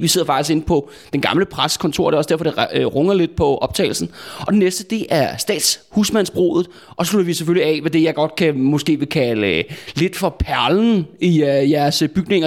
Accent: Copenhagen, Capital Region of Denmark, Denmark; jeg er sådan en rigtig københavner med et, øh, med et stort K

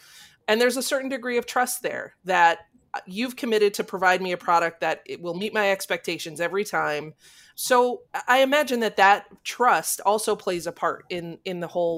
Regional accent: New York, United States; as a New Yorker

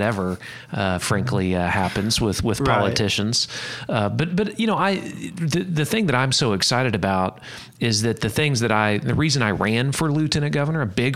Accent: Tulsa, Oklahoma, United States; I grew up in Tulsa, so in northeast Oklahoma

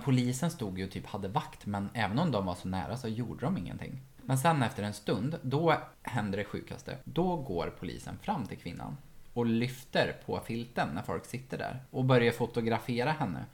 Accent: Ekshärad, Värmland, Sweden; moved away; från Ekshärad där jag är ifrån

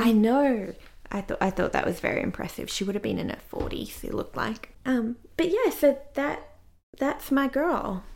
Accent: Australia; as an Australian

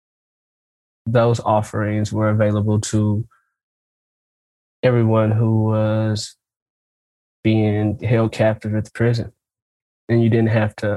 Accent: St. Louis, Missouri, United States; now in Nashville, United States; I grew up in St. Louis.

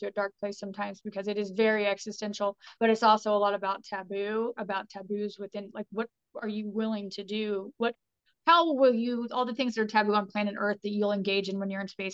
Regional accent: Terre Haute, Indiana, United States; now in Indianapolis, United States; my hometown, Terre Haute, which is hillbilly

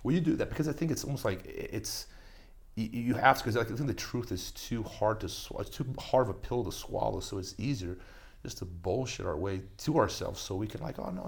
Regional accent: Brazil; moved away; I grew up in Brazil

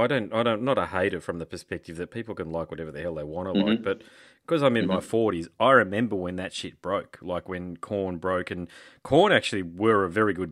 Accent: Australia; Australia. I'm definitely from Australia.

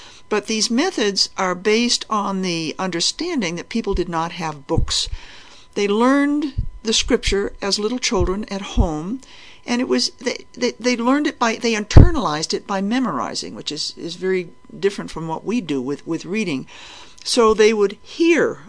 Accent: New England, United States; I was brought up as a Unitarian in New Mexico, not in New Mexico, in New England. I came from New England

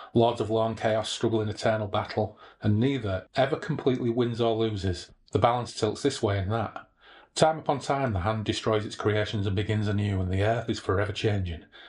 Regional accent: Hull, Yorkshire and the Humber, United Kingdom; I grew up in Hull.

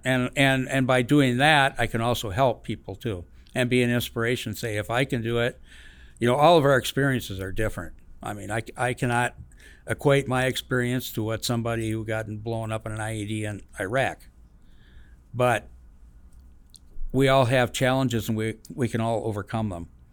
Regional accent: Madison, Wisconsin, United States; I grew up in the Midwest, uh, Madison, Wisconsin

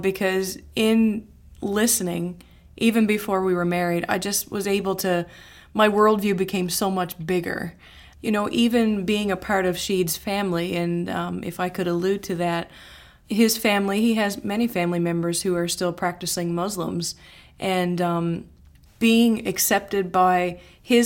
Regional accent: Newfoundland and Labrador, Canada; moved away as an adult; now in Sanford, United States; Growing up in Newfoundland, in Canada, it's a very inclusive culture.

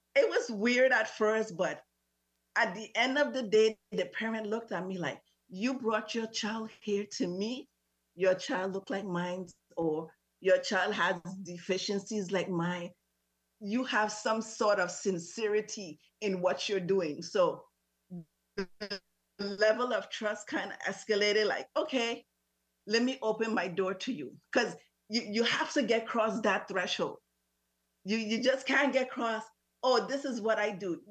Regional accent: U.S. Virgin Islands; also born or lived in St. Croix, U.S. Virgin Islands; I'm originally from St. Thomas, lived on St. Croix for over 20 something years.

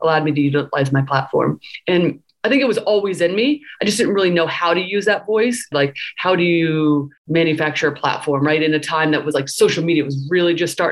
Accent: Indiana, United States; now in Philadelphia, United States; I grew up in Indiana

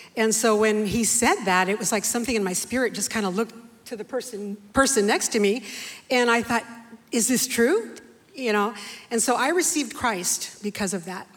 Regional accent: San Jose, California, United States; also born or lived in Bakersfield, California; I was raised in San Jose all my life.

